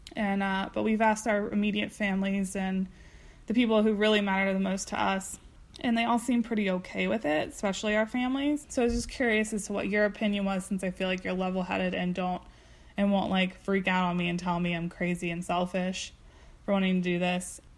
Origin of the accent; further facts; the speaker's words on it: Delaware, United States; we're actually from Delaware